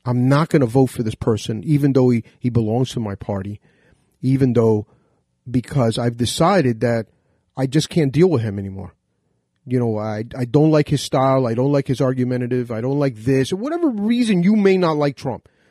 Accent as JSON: {"language": "English", "country": "United States", "said": "As an American myself, you know, 'cause if you cut my veins, I bleed red, white, and blue"}